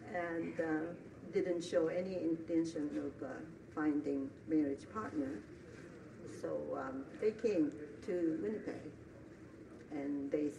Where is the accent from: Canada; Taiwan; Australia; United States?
Taiwan; born there; I was born in Taiwan a year before the end of Second World War.